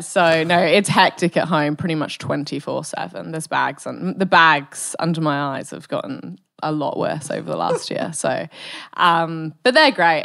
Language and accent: English; Bristol, South West England, United Kingdom; also born or lived in Wales / Germany; now in Perth, Australia; from the U K, from Bristol, um, which is like, I sort of grew up in the countryside